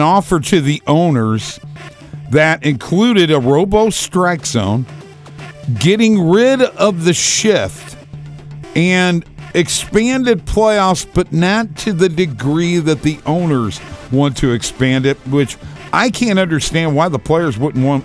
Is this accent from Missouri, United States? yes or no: yes; St. Louis, Missouri, United States; my hometown St. Louis